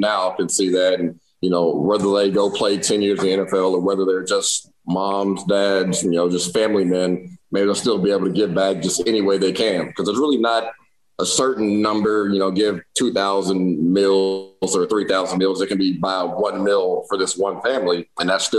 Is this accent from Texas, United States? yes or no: yes; Irving, Texas, United States; So I thought I want to help my hometown. So I would try to do stuff in Irving.